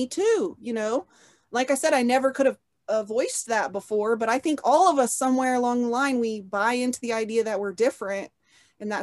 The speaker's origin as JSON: {"language": "English", "town": "Oklahoma City", "region": "Oklahoma", "country": "United States", "tie": "born or raised there", "said": "I was born in Oklahoma City, Oklahoma, and I've lived here my whole life"}